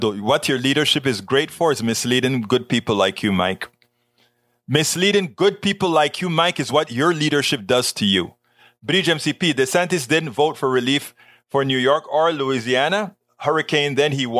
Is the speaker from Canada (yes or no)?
no; Panama; moved away; the Panama Canal, my hometown